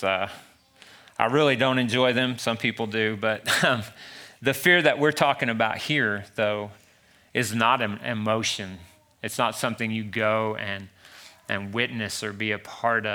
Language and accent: English; Pampa, Texas, United States; I'm from Pampa, Texas, where there's nothing but oil fields.